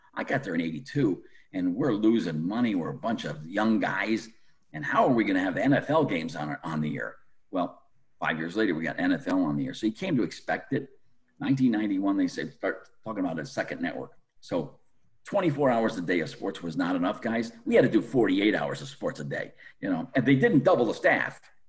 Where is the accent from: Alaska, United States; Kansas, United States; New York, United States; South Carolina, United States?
New York, United States; Western; moved away as an adult; for a kid growing up in Western New York